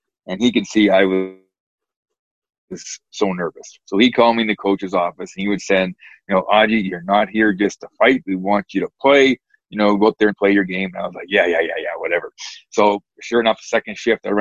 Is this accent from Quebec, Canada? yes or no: no; Saskatchewan, Canada; moved away as an adult; the kid growing up in Saskatchewan